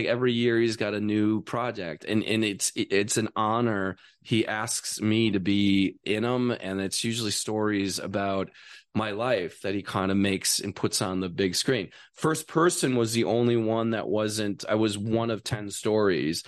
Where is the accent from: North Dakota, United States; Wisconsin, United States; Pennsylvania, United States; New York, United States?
Wisconsin, United States; moved away; also born or lived in Las Vegas; I'm from Wisconsin.